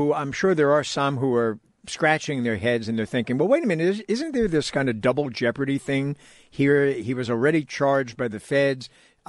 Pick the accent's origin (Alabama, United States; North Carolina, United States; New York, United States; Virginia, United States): New York, United States; now in California, United States; when I was growing up in New York